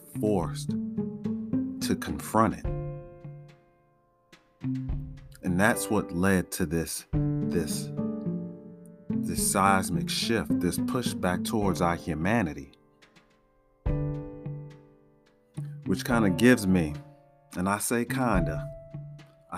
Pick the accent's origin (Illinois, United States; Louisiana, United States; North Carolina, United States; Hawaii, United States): Illinois, United States; Chicago; growing up in Chicago